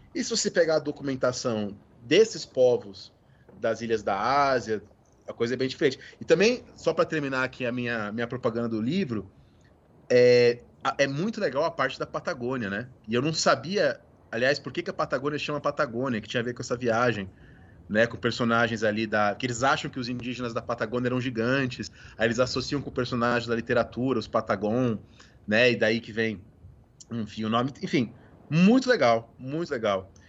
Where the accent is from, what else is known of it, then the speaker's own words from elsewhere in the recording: São José dos Campos, São Paulo, Brazil; moved away; eu cresci em São José dos Campos